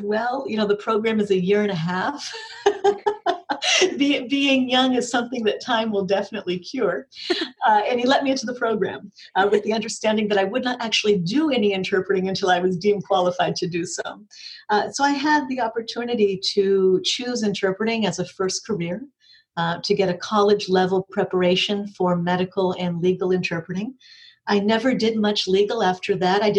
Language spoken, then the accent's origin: English; Peabody, Massachusetts, United States; Grew up in Massachusetts, in the Peabody, Massachusetts area, in an Azorean community